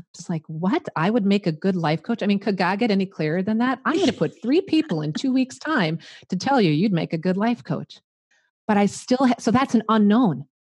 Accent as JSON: {"language": "English", "region": "Midwest", "country": "United States", "accent": "Midwestern", "said": "I'm a Midwestern girl. You can probably tell by my accent"}